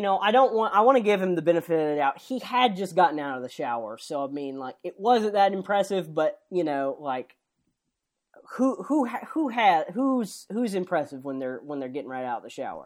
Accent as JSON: {"language": "English", "town": "San Antonio", "region": "Texas", "country": "United States", "said": "I am from the Alamo City."}